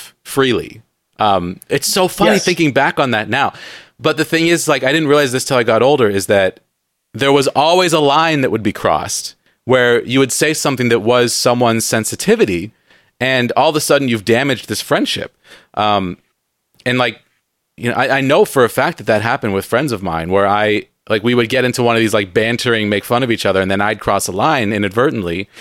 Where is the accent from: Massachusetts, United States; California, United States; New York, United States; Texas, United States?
California, United States; San Diego; now in Seattle, United States; growing up in San Diego